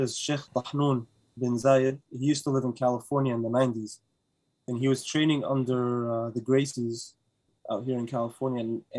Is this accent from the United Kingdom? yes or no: no; Sharjah, United Arab Emirates; moved away; But yeah, you can say I spent my childhood days there. Like, I grew up in Sharjah. Well, that's home for me. That's part of home.